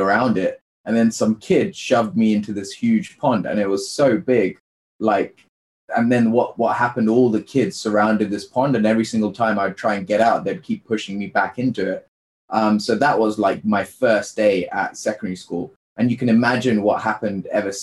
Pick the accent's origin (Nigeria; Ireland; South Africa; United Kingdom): United Kingdom; I'm an Indian child born in the UK to a low income family